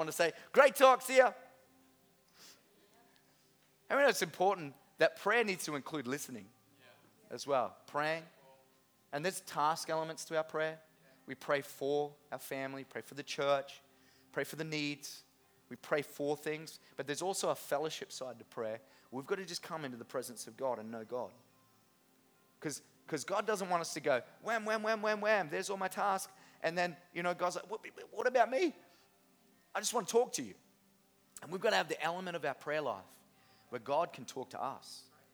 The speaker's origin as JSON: {"language": "English", "town": "Innisfail", "region": "Queensland", "country": "Australia", "tie": "born or raised there", "said": "I grew up in Innisfail Christian Outreach Center, now INC, Harvest Church"}